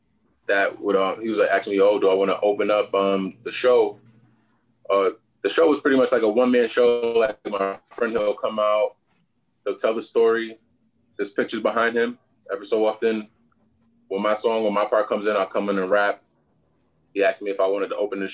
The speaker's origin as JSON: {"language": "English", "area": "Long Island", "region": "New York", "country": "United States", "also_born_or_lived": "Bushwick, Brooklyn", "moved": "as an adult", "lives_now": "Brooklyn, United States", "said": "I'm originally from Long Island, New York"}